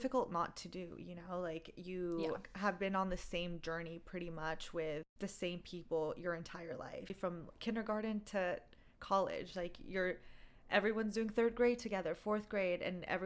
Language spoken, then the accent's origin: English; Bay Area, California, United States; moved away as an adult; also born or lived in Glendale, California; now in Los Angeles, United States; I'm originally from the Bay Area